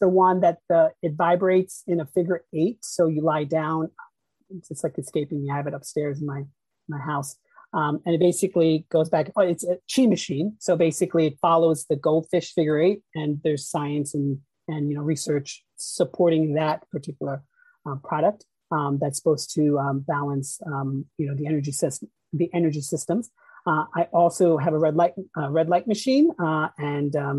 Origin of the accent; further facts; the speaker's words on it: Peekskill, New York, United States; also born or lived in Mumbai, India; Grew up in a little town called Peekskill, which is in Westchester County